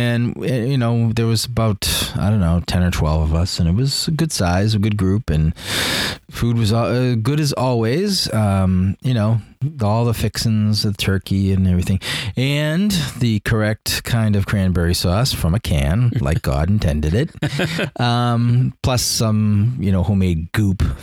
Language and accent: English; Reading, Massachusetts, United States; We grew up in Reading